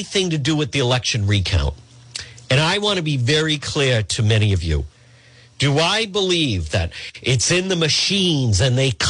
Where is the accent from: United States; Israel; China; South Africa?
United States; Edgewood, Rhode Island; my parents, growing up in Edgewood